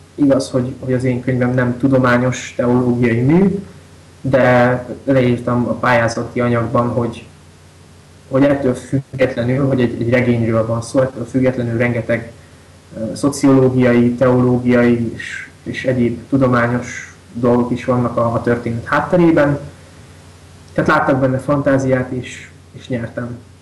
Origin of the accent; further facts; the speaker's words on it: Kisvárda, Szabolcs-Szatmár-Bereg, Hungary; Én református iskolába is jártam, általános iskolába is, meg gimnáziumba is meg itt Kisvárdán a gyülekezetnek az ifjúsági csoportjába is jártam nagyon sokáig